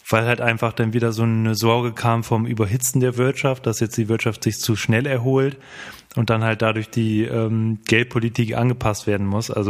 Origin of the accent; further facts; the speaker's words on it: Bremen, Germany; Oh, und gerade als Bremer ist das ja nochmal ganz interessant.